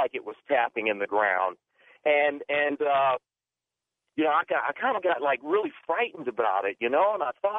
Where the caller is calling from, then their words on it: Phoenix, Arizona, United States; I'm calling you from Phoenix, Arizona.